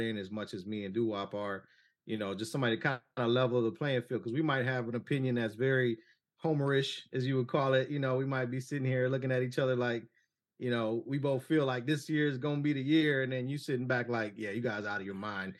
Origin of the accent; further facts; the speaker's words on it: Cleveland, Ohio, United States; I'm born and raised in Cleveland